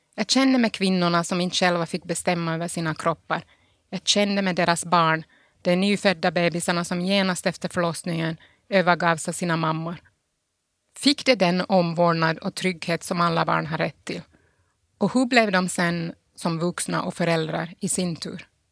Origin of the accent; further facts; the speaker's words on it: Pargas, Southwest Finland, Finland; moved away as an adult; also born or lived in Sundsvall / Italy; now in Geneva, Switzerland; min barndom i Pargas